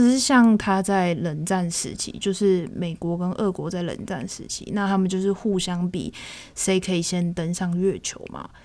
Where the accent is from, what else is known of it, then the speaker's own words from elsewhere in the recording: Taiwan; 身为台湾人